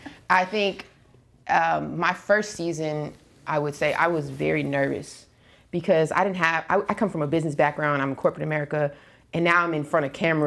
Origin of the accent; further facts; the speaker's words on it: Brooklyn, New York, United States; now in Los Angeles, United States; is I'm originally from the East Coast, like Brooklyn, but I've been in LA most of my life.